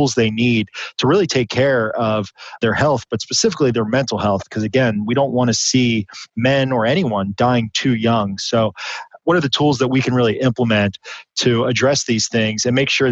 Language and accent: English; Midwest, United States; growing up in the Midwest